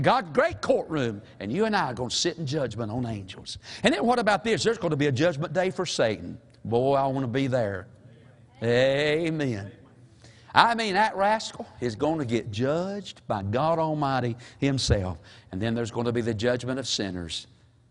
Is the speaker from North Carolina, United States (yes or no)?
yes; Toast, North Carolina, United States; a preacher from Toast